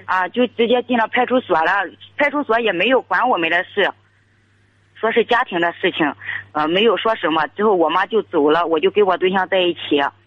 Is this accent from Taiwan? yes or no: no; Liaocheng, Shandong, China; 我是聊城的